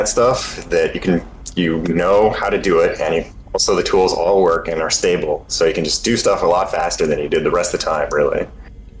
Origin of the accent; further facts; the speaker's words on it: rural Oregon, United States; I am from, like, rural Oregon